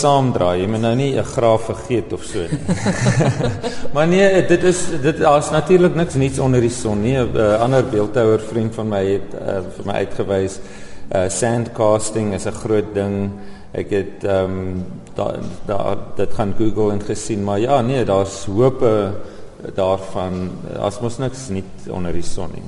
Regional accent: Oudtshoorn, Western Cape, South Africa; moved away as an adult; also born or lived in Overberg, Baardskeerdersbos; now in Baardskeerdersbos, South Africa; Ek is egter gebore op Oudtshoorn en hier skool gegaan en lank gewoon.

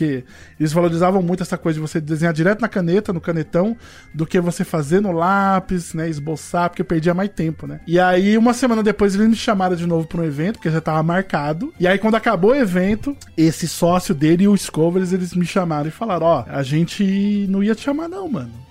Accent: Rio de Janeiro, Brazil; A gente vem lá do Rio de Janeiro e a galera não apronta os bagulhos, né?

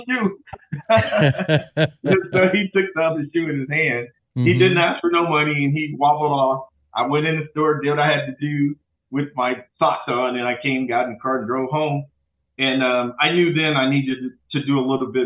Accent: St. Louis, Missouri, United States; now in Dallas, United States; I'm from St. Louis

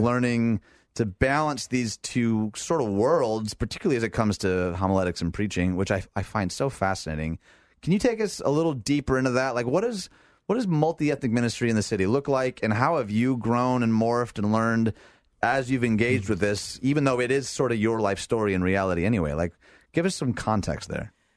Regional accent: outside Detroit, Michigan, United States; moved away; I grew up outside Detroit

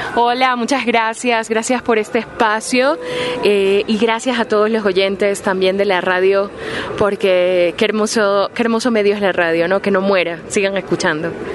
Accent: Ecuador; moved away as an adult; now in Spain; soy ecuatoriana

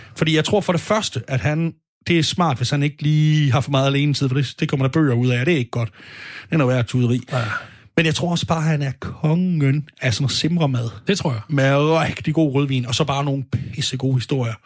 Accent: Sønderborg, Southern Denmark, Denmark; moved away; I Sønderborg, hvor jeg kommer fra

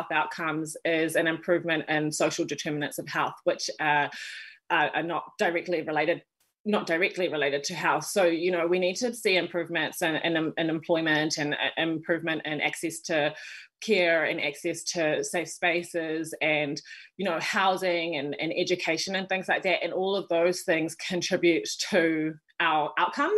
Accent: Wellington, New Zealand; moved away as an adult; now in Auckland, New Zealand; born and raised in Wellington, New Zealand

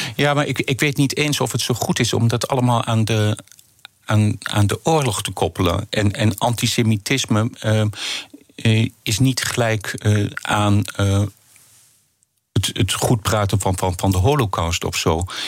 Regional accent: Netherlands

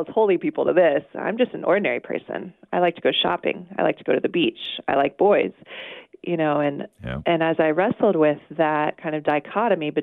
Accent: Charleston, South Carolina, United States; moved away; I grew up in Charleston, South Carolina, and I was born to a loving Catholic family

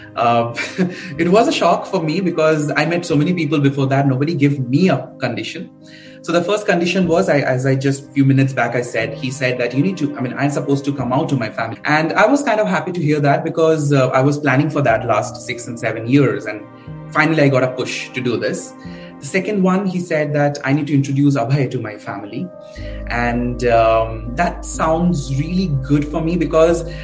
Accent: Kolkata, West Bengal, India; I grew up a very uh, middle class family. So I'm I'm basically from Calcutta.

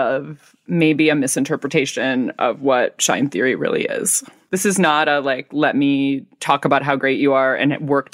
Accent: United States; also born or lived in California; I am, like, just a straight-up American girl who, like, lives in California

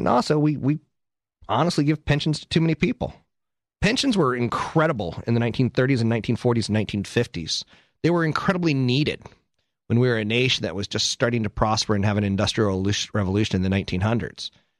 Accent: Okinawa, Japan; Well, my home state is actually, I'm from Okinawa, Japan. I'm Japanese.

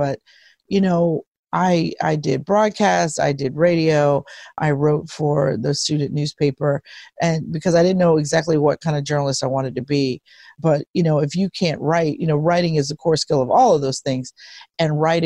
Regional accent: Pittsburgh, Pennsylvania, United States; moved away as an adult; now in Philadelphia, United States; My hometown is Pittsburgh, Pennsylvania

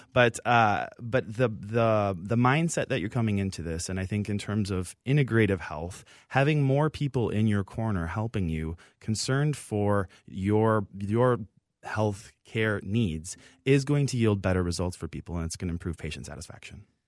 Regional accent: Minneapolis, Minnesota, United States; born and raised here in Minnesota. I'm from the Twin Cities originally

